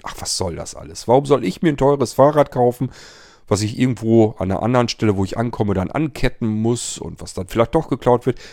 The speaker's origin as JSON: {"language": "German", "country": "Germany", "said": "bei uns in Deutschland"}